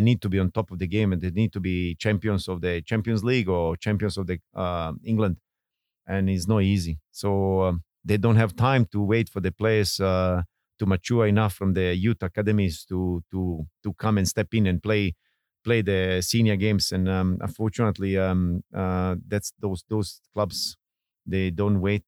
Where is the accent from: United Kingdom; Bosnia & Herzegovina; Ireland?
Bosnia & Herzegovina; born or raised there; English is a second language; moved away as an adult; now in Singapore